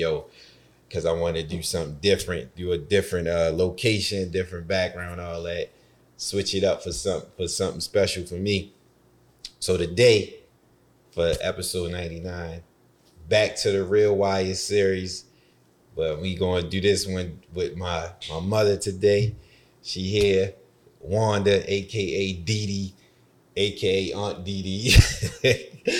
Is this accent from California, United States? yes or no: no; Baltimore, Maryland, United States; growing up in Baltimore